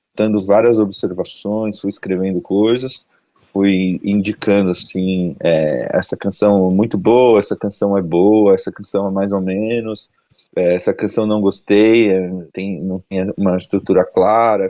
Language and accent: Portuguese; São Paulo, Brazil; Eu sou de São Paulo, moro em São Paulo, é, trabalho e produzo música aqui